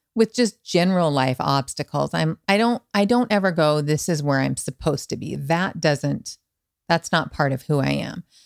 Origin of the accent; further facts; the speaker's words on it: Montana, United States; also born or lived in Manhattan Beach / West Hollywood; now in Los Angeles, United States; I'm from Montana